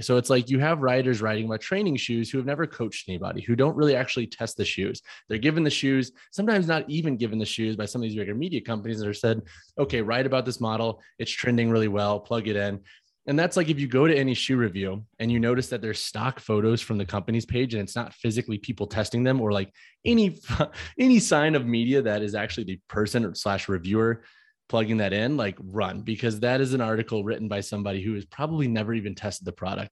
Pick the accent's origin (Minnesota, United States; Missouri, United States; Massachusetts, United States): Missouri, United States; St. Louis; moved away; also born or lived in Long Island; I'm from St. Louis, Missouri